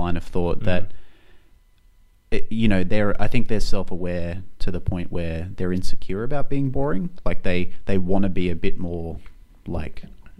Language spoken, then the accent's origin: English; Brisbane, Queensland, Australia; moved away; When I was growing up in Brisbane, my parents still live up there